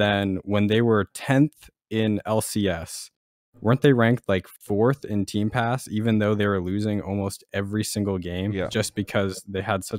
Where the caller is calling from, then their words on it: Washington, District of Columbia, United States; Washington, D.C. area.